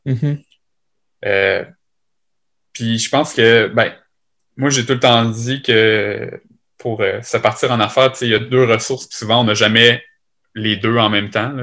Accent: Lévis, Quebec, Canada; je suis originaire de Lévis, puis je suis installé à Lévis

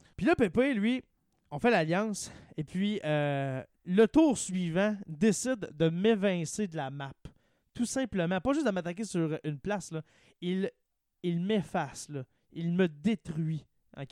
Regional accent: Témiscamingue, Quebec, Canada; moved away; moi, et Marc-André Caron, on est deux du Témiscamingue

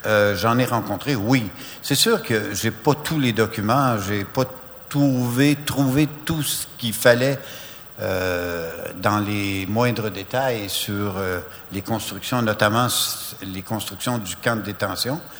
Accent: Amos, Quebec, Canada; Je suis d'Amos

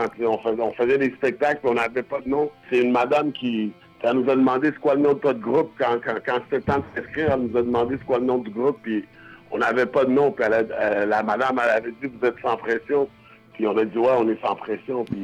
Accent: Buffalo, New York, United States; born there; je suis né aux États-Unis, Buffalo, New York.

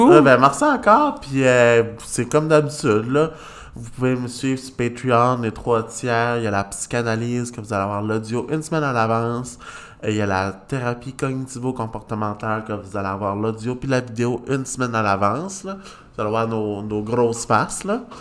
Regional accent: Magdalen Islands, Quebec, Canada; Tu sais, je viens des îles de la Madeleine. C'est pas facile nécessairement sortir de l'île, tu sais.

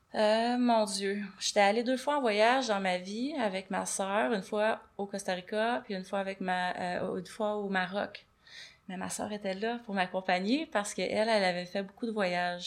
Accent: Saint-Antonin, Quebec, Canada; moved away as an adult; also born or lived in Montreal / India; Je viens de Saint-Antonin. Saint-Antonin, c'est un petit village à côté de Rivière-du-Loup. Rivière-du-Loup, c'est là que j'ai fait... Ben, Saint-Antonin-Rivière-du-Loup, c'est là que j'ai fait mon enfance.

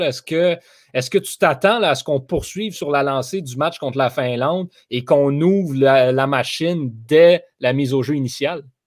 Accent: Montreal region, Quebec, Canada; nous sommes Québécois, nous sommes de la région de Montréal.

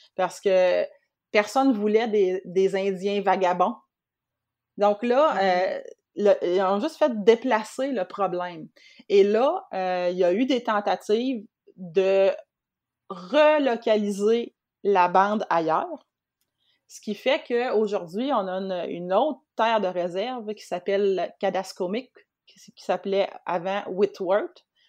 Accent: Montmagny, Quebec, Canada; also born or lived in Rimouski; j'ai grandi à Montmagny, j'ai étudié à Rimouski

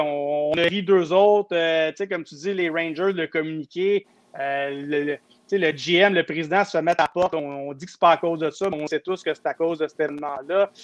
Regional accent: Saint-Hubert, Quebec, Canada; je viens de Saint-Hubert

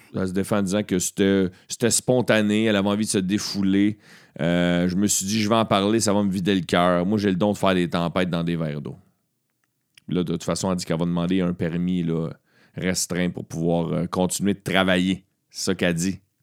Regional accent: Beauharnois, Quebec, Canada; je viens de Beauharnois et j'ai timé ça parce que ce soir, je suis en spectacle dans un bar de mon village natal à Beauharnois

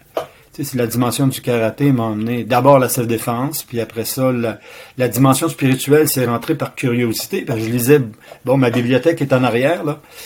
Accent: Quebec City, Quebec, Canada; also born or lived in Sherbrooke; Je suis natif de la ville de Québec

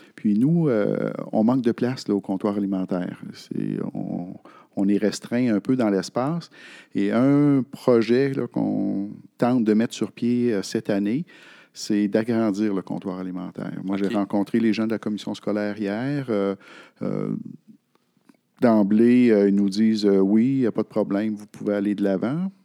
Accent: Sept-Îles, Quebec, Canada; moved away as an adult; je suis natif de Sept-Îles

